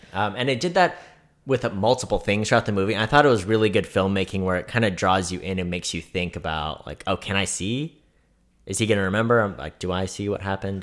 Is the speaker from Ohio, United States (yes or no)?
no; California, United States; now in Kansas City, United States; growing up in California, if I wanted to go do something cool, it was at least an hour away